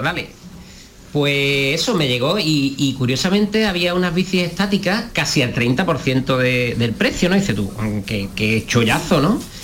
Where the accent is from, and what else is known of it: Andalusia, Spain; accent: Andalusian